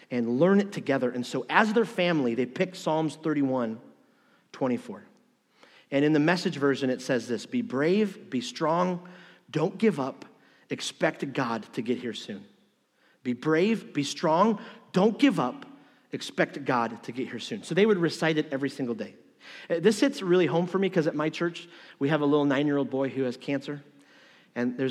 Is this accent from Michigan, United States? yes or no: yes; Detroit, Michigan, United States; moved away; I'm from Detroit